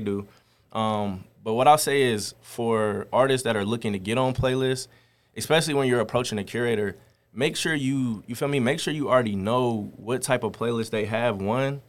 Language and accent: English; Cincinnati, Ohio, United States; also born or lived in Columbus, Ohio; I was raised in Cincinnati, Ohio